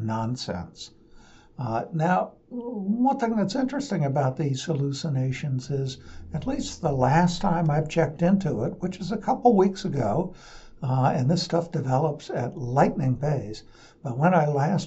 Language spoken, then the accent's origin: English; Portland, United States; I'm from Portland.